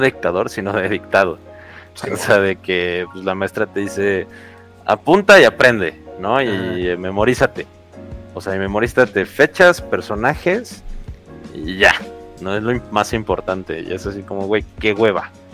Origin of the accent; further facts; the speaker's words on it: Mexico; nosotros somos Estados Unidos mexicanos en América